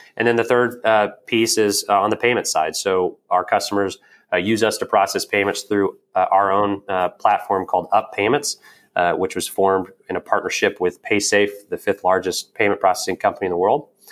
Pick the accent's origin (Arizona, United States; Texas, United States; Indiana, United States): Indiana, United States; Evansville; I'm from Southern Indiana, a small town called Evansville